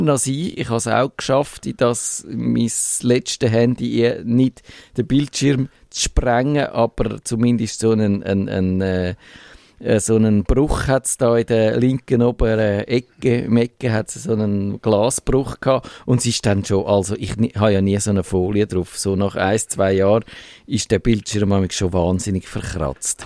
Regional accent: Switzerland; wir als Schweizer

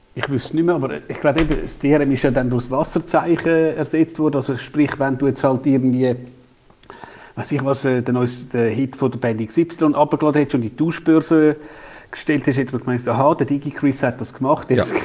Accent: Switzerland

